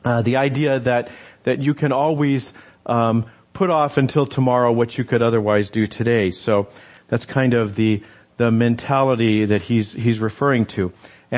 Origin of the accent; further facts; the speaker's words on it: New Mexico, United States; I grew up in New Mexico